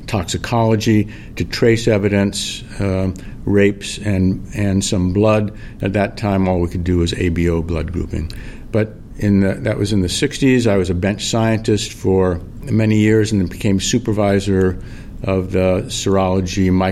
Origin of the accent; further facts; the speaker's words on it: California, United States; moved away as an adult; now in Minnesota, United States; I was born and raised out in California